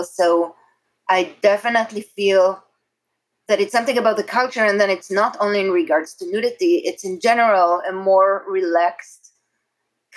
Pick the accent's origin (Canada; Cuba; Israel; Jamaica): Israel; accent: Israeli; English is a second language; moved away as an adult; now in New York City, United States; I'm very Israeli. It's very obvious with my accent and my behavior